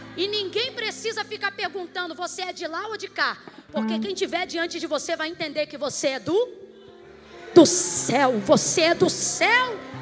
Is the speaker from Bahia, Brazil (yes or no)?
no; Rio de Janeiro, Brazil; Eu sou do Rio de Janeiro